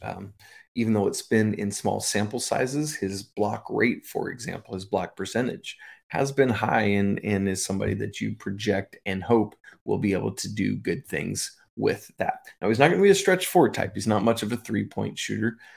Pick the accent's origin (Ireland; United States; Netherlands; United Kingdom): United Kingdom; England; moved away; I was born in England